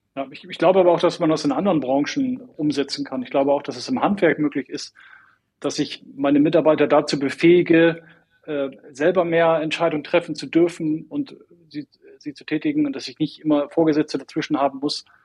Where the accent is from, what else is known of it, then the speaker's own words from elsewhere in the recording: Northern Germany, Germany; moved away as an adult; now in Munich, Germany; ich bin ein Norddeutscher